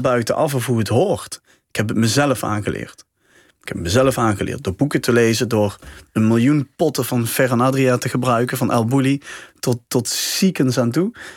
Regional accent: Helmond, North Brabant, Netherlands; bij ons in Helmond

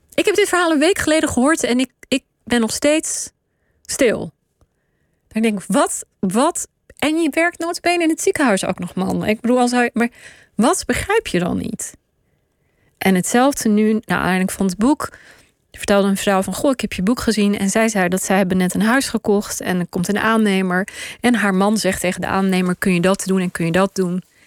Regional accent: Pakistan; also born or lived in Israel; now in Netherlands; ben ik geboren in Pakistan

